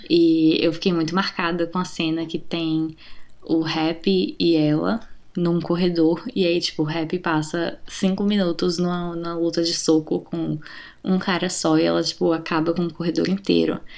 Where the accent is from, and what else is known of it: Brazil